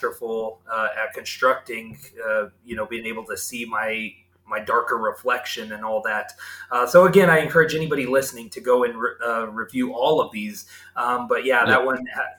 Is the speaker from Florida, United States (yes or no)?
no; Westminster, Colorado, United States; my hometown of Westminster, Colorado.